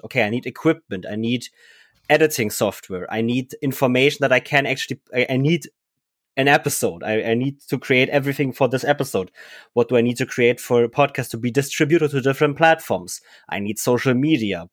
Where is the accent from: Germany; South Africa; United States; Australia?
Germany; English is a second language; we were all Germans. We didn't speak English very well at the time